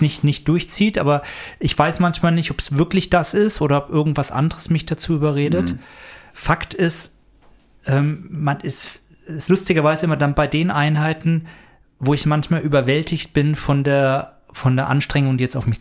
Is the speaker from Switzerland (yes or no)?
no; near Nuremberg, Bavaria, Germany; moved away; Ich komme aus der Nähe von Nürnberg ursprünglich.